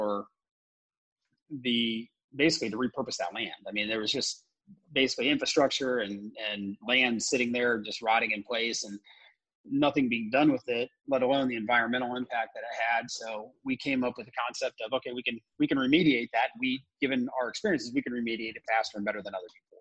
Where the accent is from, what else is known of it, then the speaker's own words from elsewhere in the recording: Indiana, United States; moved away as an adult; also born or lived in New York / Australia; I was also born and raised in Indiana